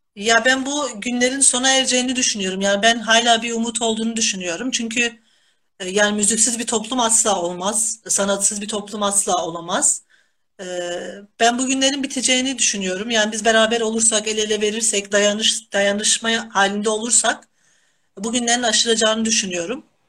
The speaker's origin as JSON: {"language": "Turkish", "region": "Kahramanmaraş", "country": "Turkey", "tie": "born or raised there", "moved": "yes", "lives_now": "Denizli, Turkey", "said": "Tabii ki Denizli benim memleketim değil. Ben Kahramanmaraşlıyım."}